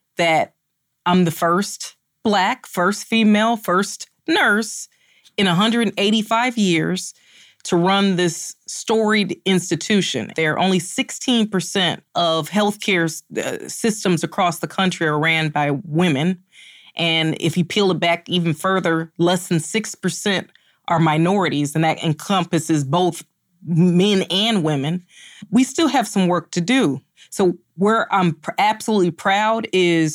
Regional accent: Chicago, Illinois, United States; moved away as an adult; now in Cleveland, United States; I'm born and raised in Chicago

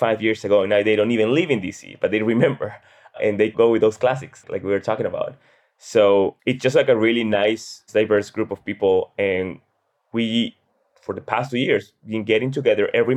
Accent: Peru; now in Washington, D.C., United States; I'm originally from Peru.

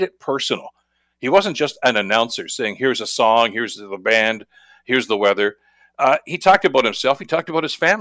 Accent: Hamilton, Ontario, Canada; I was born and raised here in Hamilton.

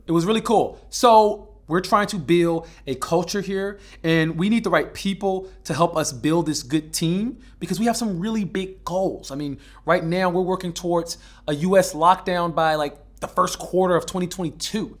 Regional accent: Alabama, United States; moved away; I was born and raised in Alabama

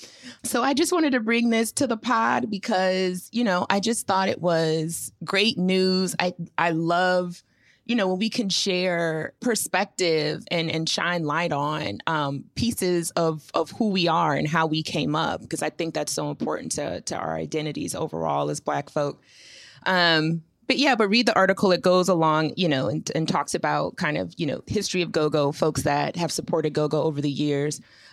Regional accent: Washington, District of Columbia, United States; moved away as an adult; now in New York, United States; If you don't know by now, I'm from Washington, D.C. Southeast Washington, D.C., to be clear. Even though I've been living in New York for 10 years and have a New York driver's license, I still love my city.

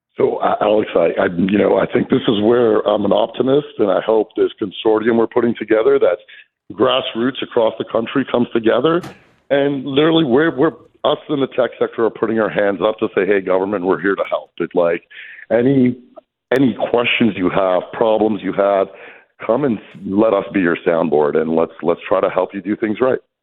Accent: Canada; As a Canadian

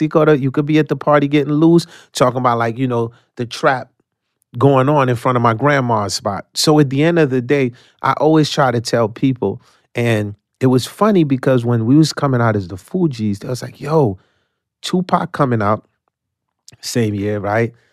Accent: New York City, New York, United States; English is a second language; also born or lived in Haiti; I came from Haiti when I was nine. I was raised in Coney Island

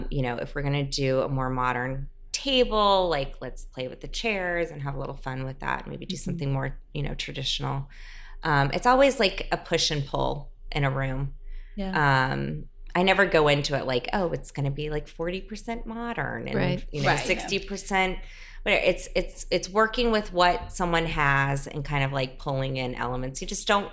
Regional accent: South Carolina, United States; born or raised there; also born or lived in New Orleans, Louisiana; now in New York, United States

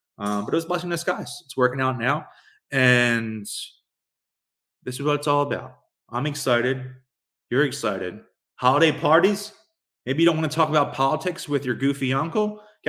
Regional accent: Philadelphia, Pennsylvania, United States; I'm from Philadelphia.

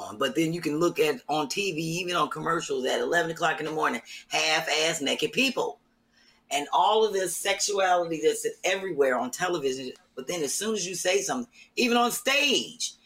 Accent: St. Clair, Missouri, United States; moved away; I grew up in St. Clair, Missouri

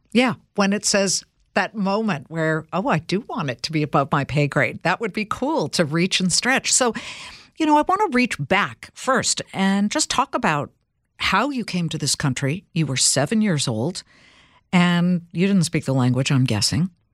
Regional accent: California, United States; I'm from California

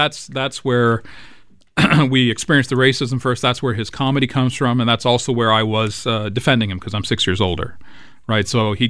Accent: Brampton, Ontario, Canada; also born or lived in Toronto, Canada; We'd always lived in the west end of the city, anywhere from Avenue and Bloor all the way across to Runnymede and St. Clair. And then when we moved to Brampton in 75

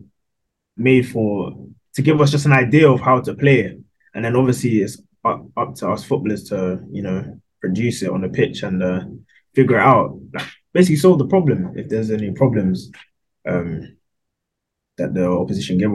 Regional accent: London, United Kingdom; So obviously grew up in Wembley, London.

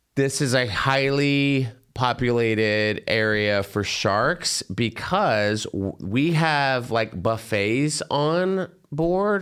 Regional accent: Plano, Texas, United States; growing up in Texas with, like, all the Plano kids

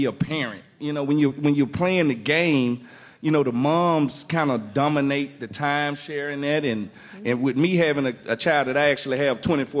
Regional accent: Mississippi, United States; I'm from Mississippi

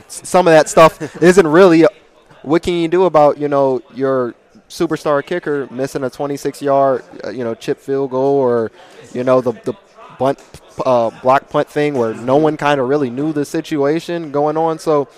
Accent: Charlotte, North Carolina, United States; also born or lived in Kansas; So I was born 15 minutes from Kansas State, but I'm an Army brat. I lived everywhere. I didn't really live there too long. I grew up in Charlotte, North Carolina.

